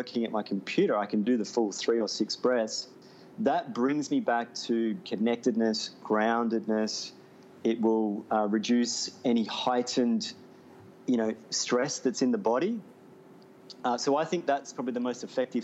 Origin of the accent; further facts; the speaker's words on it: Melbourne, Victoria, Australia; moved away as an adult; Melbourne's my hometown as well. I haven't lived there for 6 years